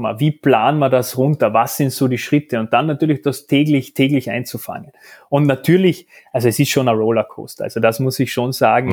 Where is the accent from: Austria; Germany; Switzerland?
Austria; Carinthia; now in Vienna, Austria; dann aber auch quasi beide von Kärnten, du zuerst nach Wien, dann Salzburg, ich bin jetzt mittlerweile auch in Wien.